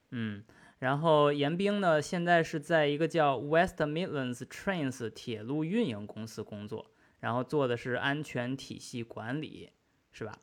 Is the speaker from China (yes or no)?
yes; China; now in United Kingdom; 三位呢跟我一样都在英国目前，呃，但是也都是我们中国人